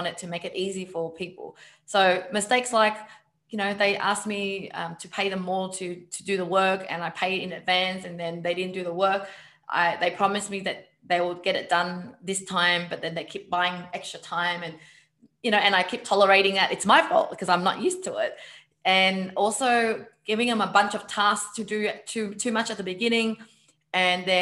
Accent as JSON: {"language": "English", "country": "Vietnam", "said": "I'm Vietnamese"}